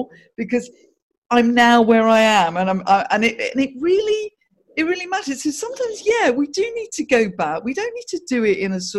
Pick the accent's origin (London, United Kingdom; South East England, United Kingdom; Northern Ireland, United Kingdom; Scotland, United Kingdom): South East England, United Kingdom; Guildford; I grew up in Guildford